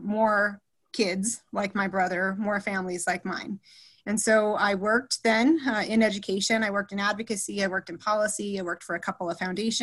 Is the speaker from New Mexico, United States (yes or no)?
yes; New Mexico, United States; So I was born and raised in New Mexico, and my family has deep New Mexico roots.